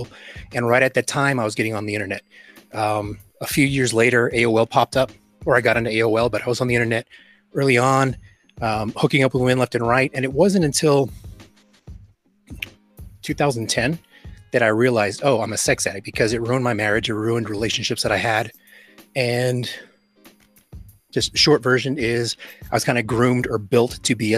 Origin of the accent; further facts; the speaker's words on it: Texas, United States; growing up in America, in the U.S., being born in Texas